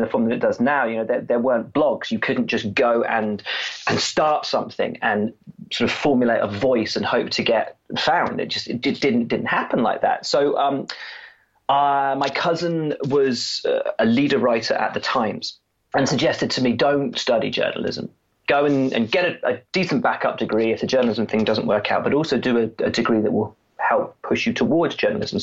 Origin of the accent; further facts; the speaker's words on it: Worcestershire, West Midlands, United Kingdom; I grew up in Worcestershire